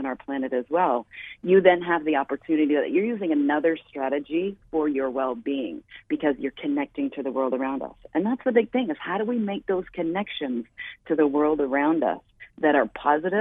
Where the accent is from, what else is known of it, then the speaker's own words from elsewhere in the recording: Canada; I am Canadian and was started in Canada